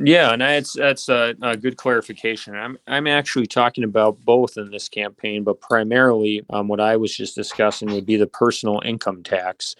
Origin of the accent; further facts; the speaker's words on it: Mosinee, Wisconsin, United States; also born or lived in Minnesota / West Virginia / Pittsburgh; born and raised in Mosinee, Wisconsin